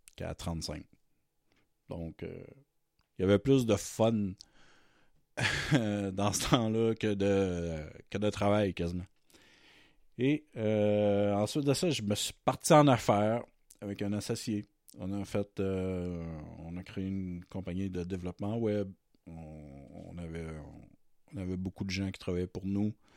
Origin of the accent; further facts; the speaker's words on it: Matane, Quebec, Canada; moved away as an adult; also born or lived in Montreal; now in Terrebonne, Canada; je viens de Matane, qui est ma ville de naissance. Mais maintenant, je suis à Terrebonne, dans la grande région de Montréal. Depuis 2005, j'ai déménagé j'ai déménagé à Montréal